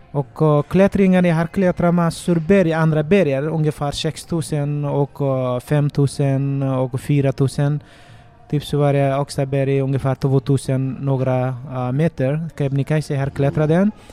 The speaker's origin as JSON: {"language": "Swedish", "country": "Nepal", "tie": "born or raised there", "second_language": "Swedish", "moved": "as an adult", "lives_now": "Sweden", "said": "Ja, jag kommer från Nepal. Det är västra Nepal och en bergområde där jag uppväxte och jag pluggade till gymnasiet i skolan där."}